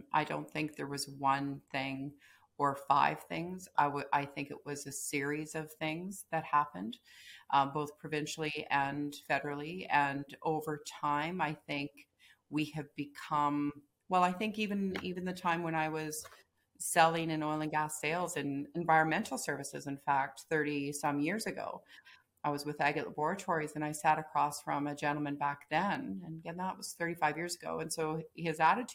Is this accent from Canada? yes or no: yes; central Alberta, Canada; also born or lived in Calgary, Alberta; I was born in Innisfil, Alberta, and grew up on a farm in central Alberta, moved to Calgary in 1984